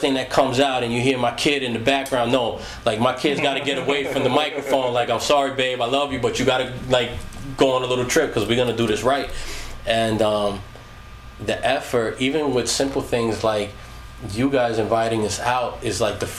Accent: Long Island, New York, United States; I was from Long Island

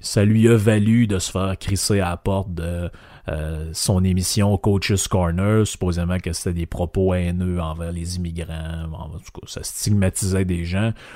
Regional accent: Quebec, Canada

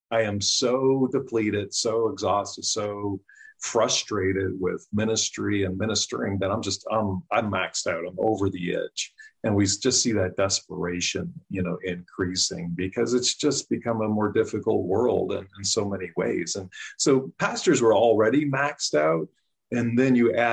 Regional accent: Canada; moved away as an adult; now in United States; I grew up in Canada, came to the U.S. in 93 to get my master's in counseling

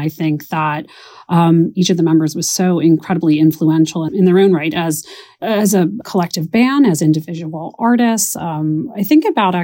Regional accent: Philadelphia, Pennsylvania, United States; I am from the Philadelphia area.

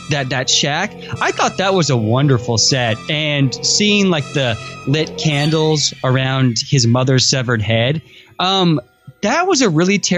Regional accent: Missouri, United States; I grew up in Missouri, which is worse

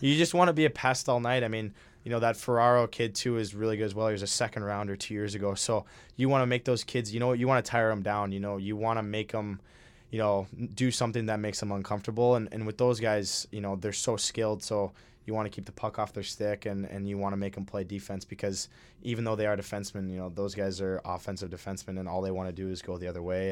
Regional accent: Minnesota, United States; I'm from Minnesota

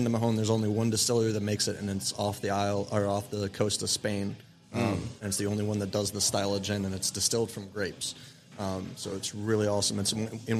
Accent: the South, United States; as a Southerner

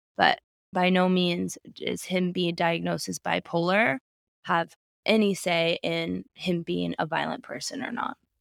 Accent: Alaska, United States; my home state of Alaska

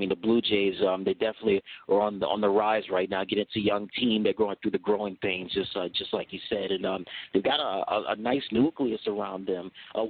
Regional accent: United States; me being American

